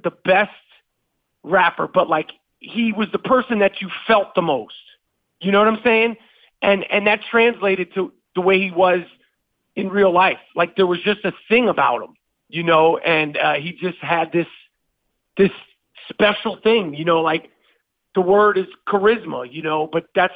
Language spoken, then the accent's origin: English; New York City, New York, United States; I'm from Manhattan